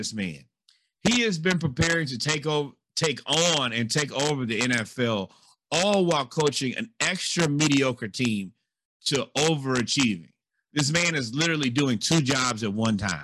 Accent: Missouri, United States; I'm from Missouri

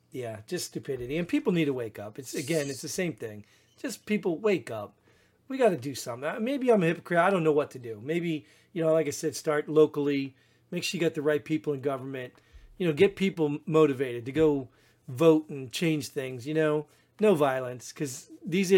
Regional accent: New Jersey, United States; I grew up in Jersey

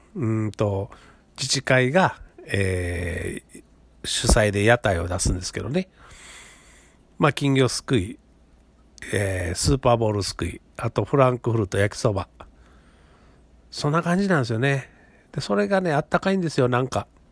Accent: Kobe, Hyogo, Japan; moved away as an adult; now in Tamba, Japan; 僕自身は神戸生まれ、神戸育ちなんですね

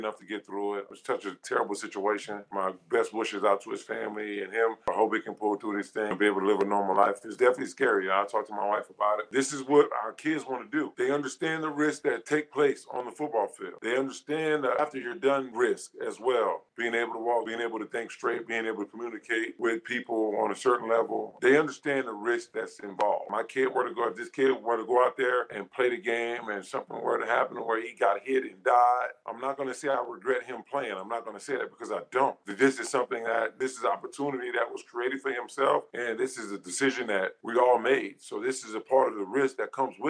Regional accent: Louisiana, United States; I'm from Louisiana

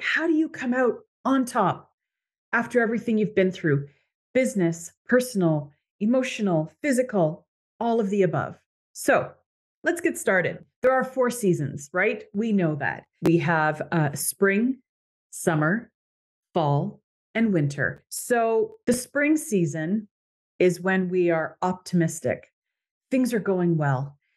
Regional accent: Canada; moved away as an adult; I am Canadian

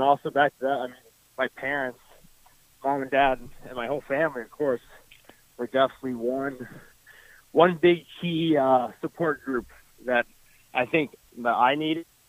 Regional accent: Dayton, Ohio, United States; I'm from Dayton, Ohio, just like Coach Wall

